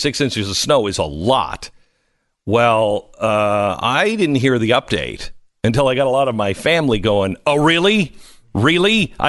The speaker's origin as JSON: {"language": "English", "town": "Seattle", "region": "Washington", "country": "United States", "said": "I was talking about their 6 inches of snow, boo-hoo, and how, you know, I'm from Seattle, so back off."}